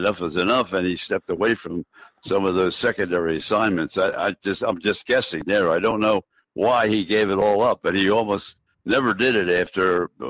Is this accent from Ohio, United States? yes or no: no; New York, United States; Yeah, I'll tell you, it was great, and you're exactly right. I did. I grew up with the opportunity to see him or hear him